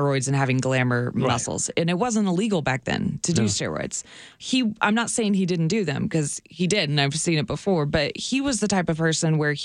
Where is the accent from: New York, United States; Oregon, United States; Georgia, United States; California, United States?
Oregon, United States; Hillsboro; I grew up in Hillsboro, Oregon, outside of Portland, Oregon.